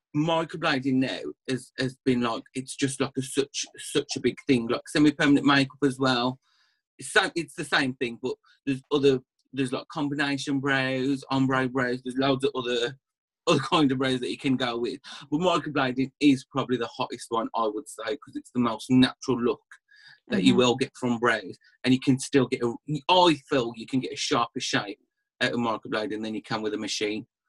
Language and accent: English; Birmingham area, Black Country, West Midlands, United Kingdom; accent: Black Country; you can probably tell from the accent I'm from like the West Midlands, Birmingham kind of area, black country